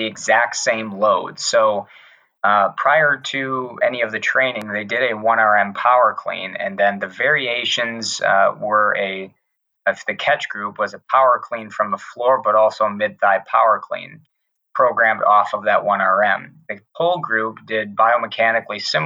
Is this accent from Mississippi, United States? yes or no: no; Wisconsin, United States; moved away as an adult; also born or lived in Tennessee / Pennsylvania; growing up in Wisconsin, going to school in Wisconsin